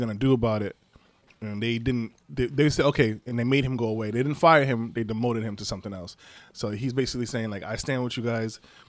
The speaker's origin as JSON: {"language": "English", "town": "Flint", "region": "Michigan", "country": "United States", "said": "I'm from Flint, Michigan. I have seen many young black men who were provoked into violence."}